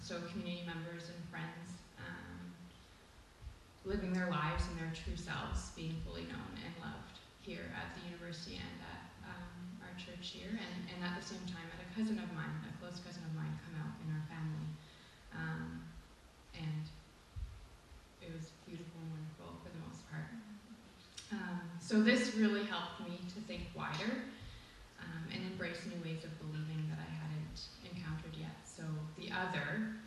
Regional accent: Ontario, Canada; moved away as an adult; now in St. Stephen, Canada; I attended private Christian schools predominantly of the same denomination, from junior kindergarten in Ontario, that starts for me at the age of 3, through to grade 12

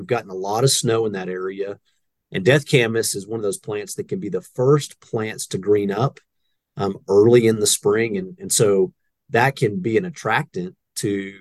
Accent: Texas, United States; moved away as an adult; also born or lived in Oklahoma; now in Wyoming, United States; I was born in Oklahoma and I grew up in Texas

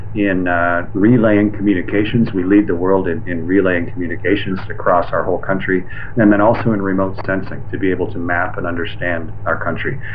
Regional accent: Canada; I'm a Canadian

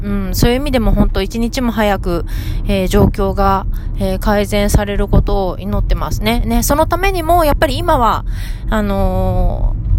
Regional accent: Fukuoka, Japan; now in San Diego, United States; 地元の福岡

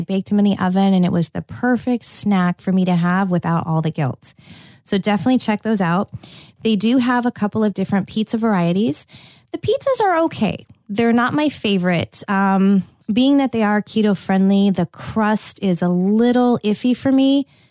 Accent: California, United States; moved away; I grew up in California

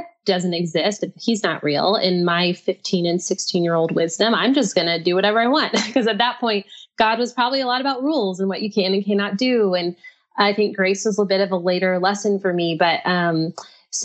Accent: Texas, United States; also born or lived in Brazil / Nashville / England; I grew up in Texas where it's like 71% Christian

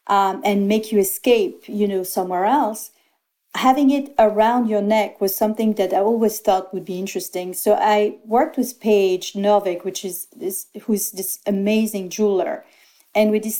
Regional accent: Antibes, Provence-Alpes-Côte d'Azur, France; I was born in Antibes, 8 kilometers away, not even 2 miles away from grass.

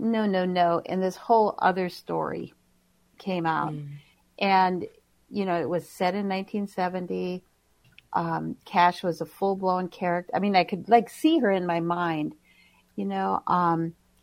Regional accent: White Earth Nation, Minnesota, United States; now in Minneapolis, United States; I live in Minneapolis. I'm originally from the White Earth Nation

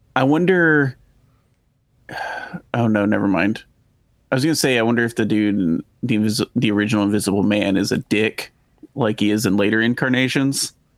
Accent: Texas, United States; accent: drawl; we're from Texas, right? So, it's like, I like to think that I don't really have an accent, but there are certain words that I cannot say without, like, a drawl

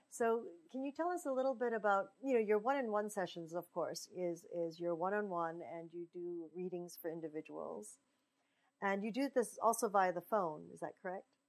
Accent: Pacific Northwest, United States; that's where I was raised as well

